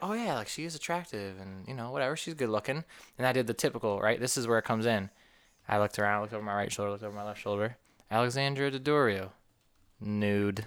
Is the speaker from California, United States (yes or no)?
no; New York, United States; moved away; I'm from the Northeast, from New York